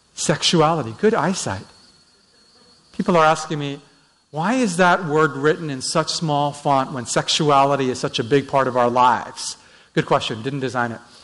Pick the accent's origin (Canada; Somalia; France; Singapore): Canada; Vancouver, British Columbia; I'm from Vancouver uh, just north of Seattle on the coast.